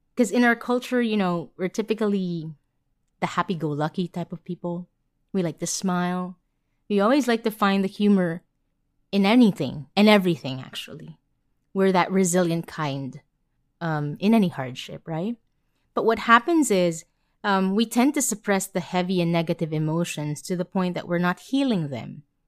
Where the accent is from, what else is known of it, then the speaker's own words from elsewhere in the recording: Manila, Metro Manila, Philippines; I was born and raised in Manila.